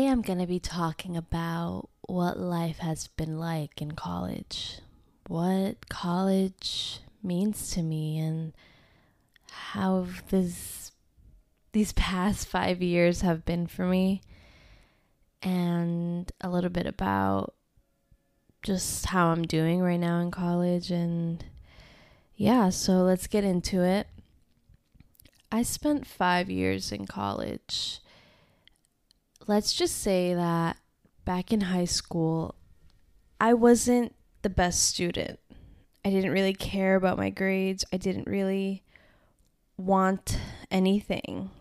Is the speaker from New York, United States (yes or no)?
yes; Westchester, New York, United States; moved away as an adult; I'm leaving Westchester. I am not staying here 'cause I really did not wanna stay home.